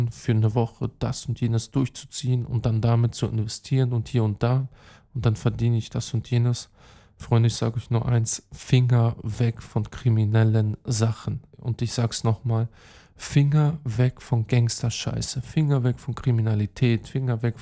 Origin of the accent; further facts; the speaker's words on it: Belgrade, Serbia; German is a second language; Und ähm, dort übrigens, äh, ja, ist meine Heimat. Hm, meine Mom ist aus Pristina, Kosovo. Ich habe den serbischen Pass, Beograd, dort habe ich auch Familie, Belgrad, Belgrad äh, Hauptstadt Serbiens.